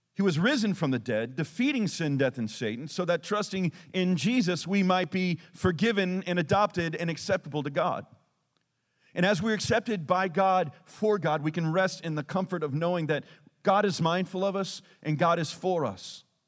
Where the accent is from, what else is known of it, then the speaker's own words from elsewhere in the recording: Texas, United States; we're Texan.